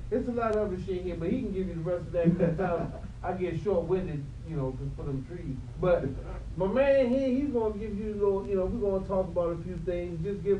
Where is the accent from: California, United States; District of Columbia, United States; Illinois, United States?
District of Columbia, United States; Washington